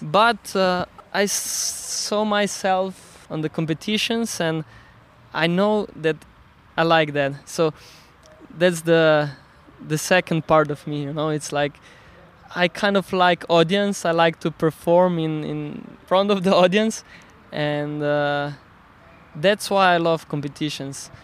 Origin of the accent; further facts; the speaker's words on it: Slovenia; English is a second language; i come from Slovenia so I consider myself a Slovenian